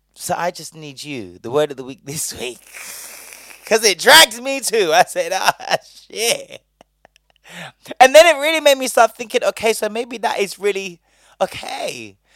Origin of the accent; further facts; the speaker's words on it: Bristol, South West England, United Kingdom; now in London, United Kingdom; I'm from Bristol.